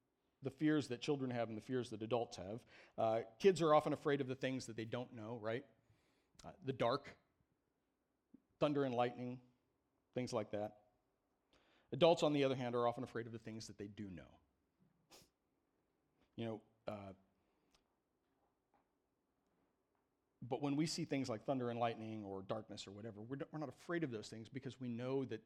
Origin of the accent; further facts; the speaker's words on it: Midwest, United States; I grew up in the Midwest in the 70s